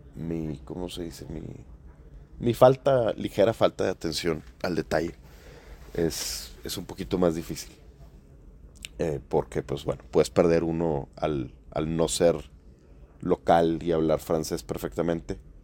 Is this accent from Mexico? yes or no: yes; Mexico; como buen mexicano